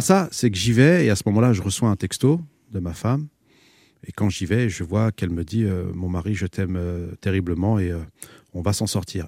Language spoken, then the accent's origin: French; France; je suis né ici, je suis un isicien.